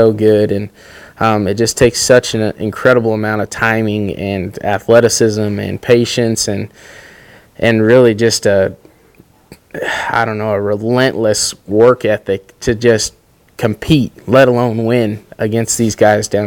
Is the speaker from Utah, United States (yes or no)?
yes; Riverton, Utah, United States; I grew up in Riverton, Utah